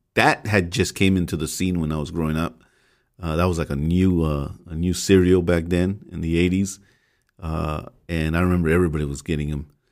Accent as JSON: {"language": "English", "town": "Los Angeles", "region": "California", "country": "United States", "tie": "born or raised there", "said": "I grew up in the MacArthur Park area uh, very early on, and we moved around, but mostly it was around the MacArthur Park"}